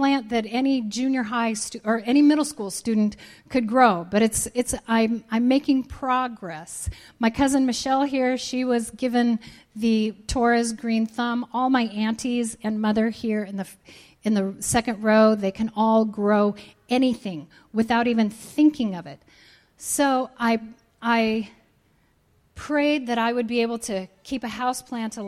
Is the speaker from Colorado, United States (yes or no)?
yes; Colorado, United States; I grew up in Colorado.